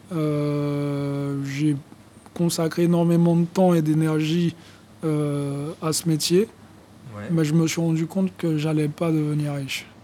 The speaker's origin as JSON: {"language": "French", "region": "Guadeloupe", "country": "France", "said": "à cette époque-là, euh, je vivais en Guadeloupe, euh, puisque je suis originaire de la Guadeloupe."}